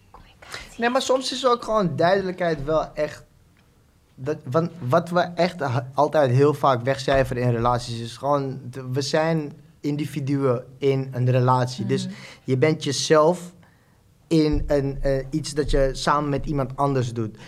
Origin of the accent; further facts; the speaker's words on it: Suriname; moved away as an adult; now in Netherlands; Ik, eh, geboren in Suriname, woon nu net acht jaar in Nederland